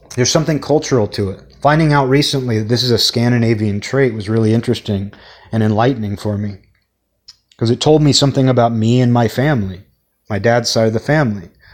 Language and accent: English; Seattle, Washington, United States; growing up in the Seattle area, in the suburbs of Seattle